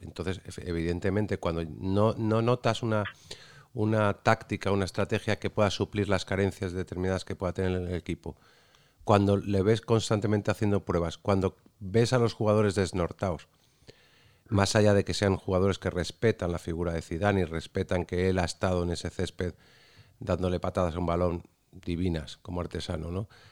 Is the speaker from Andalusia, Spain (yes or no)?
yes; Cádiz, Andalusia, Spain; mi Cádiz. Por eso de que soy de allí